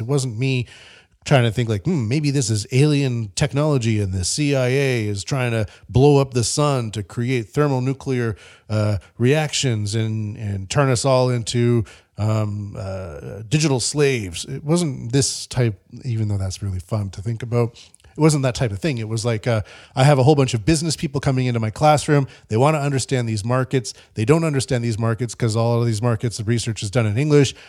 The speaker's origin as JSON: {"language": "English", "country": "Canada", "moved": "yes", "said": "I'm from Canada"}